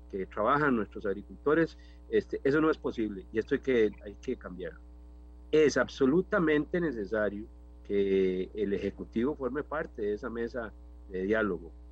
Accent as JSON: {"language": "Spanish", "region": "Cartago", "country": "Costa Rica", "said": "en mi caso como diputado también, que soy de Cartago"}